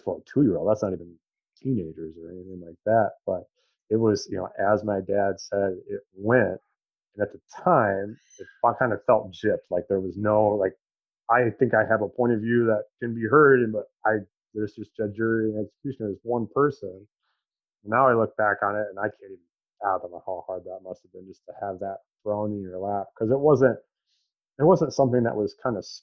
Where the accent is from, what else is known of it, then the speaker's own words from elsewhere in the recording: Chelsea, Michigan, United States; also born or lived in Ann Arbor, Michigan / Gregory, Michigan; I was raised in Chelsea, Michigan